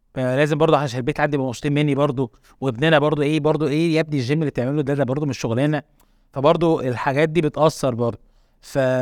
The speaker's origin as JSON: {"language": "Arabic", "country": "Egypt", "also_born_or_lived": "Qatar", "said": "زي اي شباب مصري"}